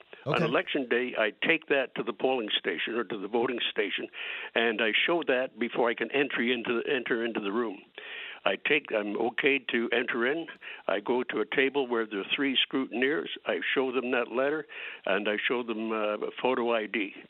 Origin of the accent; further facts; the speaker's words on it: United States; now in Canada; I'm an American living and working in Canada